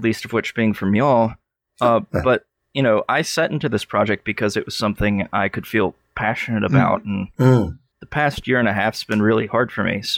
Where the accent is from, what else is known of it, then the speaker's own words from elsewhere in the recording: Athens, Georgia, United States; my hometown, Athens, Georgia